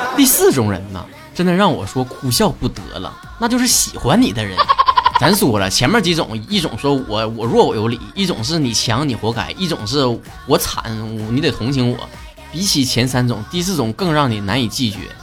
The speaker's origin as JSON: {"language": "Chinese", "region": "Northeast China", "country": "China", "accent": "Northeastern Mandarin (东北话)", "said": "我们这一期的东北话脱口秀到这结束了"}